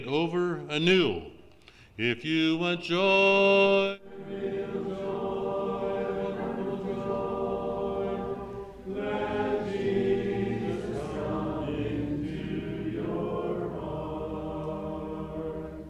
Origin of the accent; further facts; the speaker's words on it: Lancaster Conference, Pennsylvania, United States; moved away as an adult; also born or lived in northern Minnesota; I grew up in Lancaster Conference